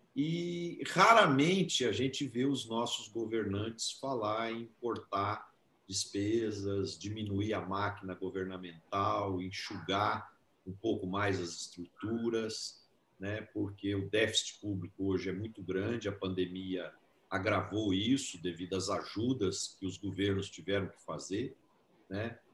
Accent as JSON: {"language": "Portuguese", "town": "Ituverava", "region": "São Paulo", "country": "Brazil", "tie": "born or raised there", "said": "uma em Tuverava, que é a minha terra natal, que eu adoro, que eu amo e tenho muito orgulho de ser de lá"}